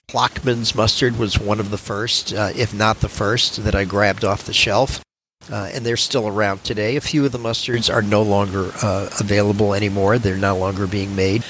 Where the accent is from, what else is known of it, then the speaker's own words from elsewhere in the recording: Massachusetts, United States; now in Wisconsin, United States; Well, I grew up in Massachusetts